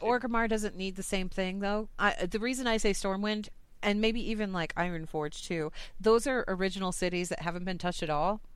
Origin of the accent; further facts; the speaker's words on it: United States; I'm from the United States.